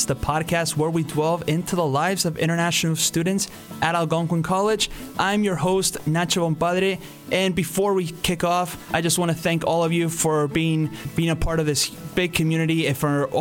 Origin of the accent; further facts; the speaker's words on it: Argentina; now in Canada; we're from the same country, the beautiful Argentina